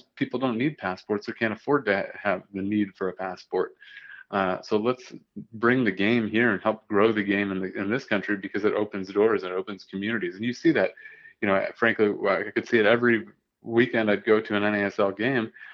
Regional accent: Toledo, Ohio, United States; I grew up in Toledo, Ohio

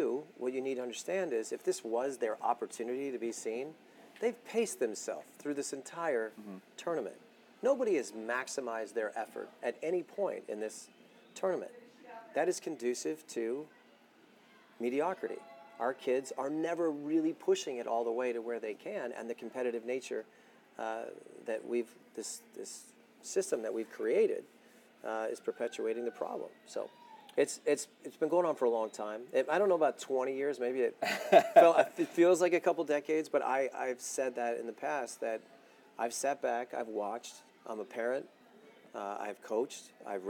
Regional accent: United States; We're American

